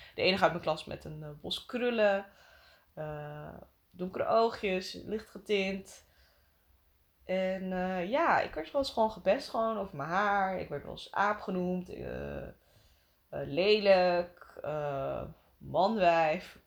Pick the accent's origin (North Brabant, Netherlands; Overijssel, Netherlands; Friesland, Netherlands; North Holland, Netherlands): Friesland, Netherlands; now in Amsterdam, Netherlands; Ik ben opgegroeid in Friesland